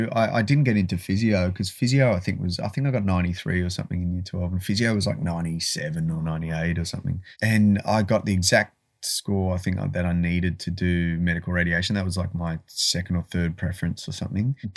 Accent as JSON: {"language": "English", "country": "Malaysia", "tie": "born there", "said": "Uh, I was born in Malaysia."}